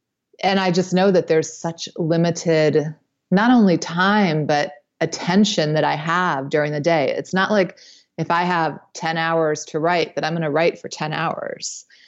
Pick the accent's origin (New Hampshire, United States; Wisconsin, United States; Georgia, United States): New Hampshire, United States; Well, I grew up in New Hampshire, and that's where I met my husband.